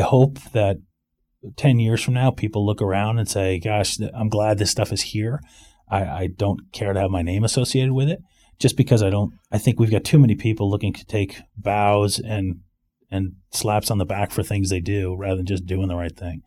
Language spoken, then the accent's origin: English; Rye, New York, United States; moved away as an adult; also born or lived in Greenwich, Connecticut / Maryland / San Francisco; now in Winter Park, United States; I was born in Greenwich, Connecticut, grew up in Rye, New York